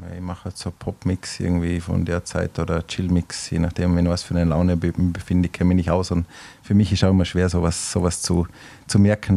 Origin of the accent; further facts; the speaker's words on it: Austria; Österreich, wo ich herkomme